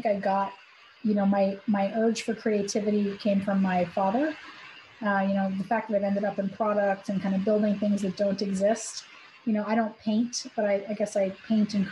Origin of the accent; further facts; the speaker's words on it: Providence, New England, United States; moved away as an adult; also born or lived in Florida; I was born in Florida, but grew up in New England. I kind of was in Providence and in New England from 8 to 30